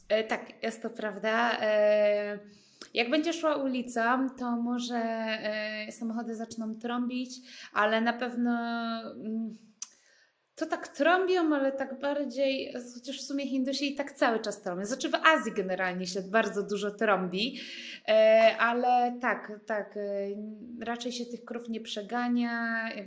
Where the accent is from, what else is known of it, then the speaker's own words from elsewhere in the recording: Poland; moved away as an adult; also born or lived in India; jestem z Polski